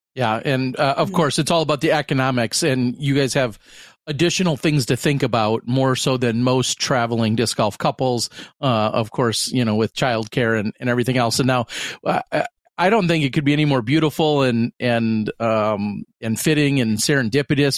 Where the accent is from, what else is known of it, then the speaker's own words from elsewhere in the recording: Pewaukee, Wisconsin, United States; I'm in my hometown, Pewaukee which is a western suburb